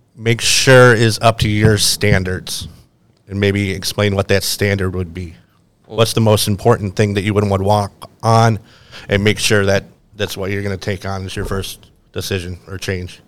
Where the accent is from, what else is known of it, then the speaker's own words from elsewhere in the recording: Buffalo, New York, United States; moved away as an adult; now in Myrtle Beach, United States; I'm actually from Buffalo, New York, and I came down to Myrtle for this program